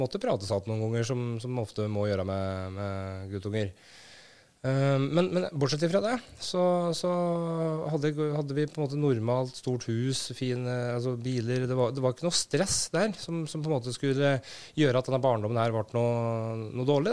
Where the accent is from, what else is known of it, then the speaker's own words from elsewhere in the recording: Brumunddal, Innlandet, Norway; jeg vokste opp i Brumunddal, en forholdsvis liten, uh, trygg plass.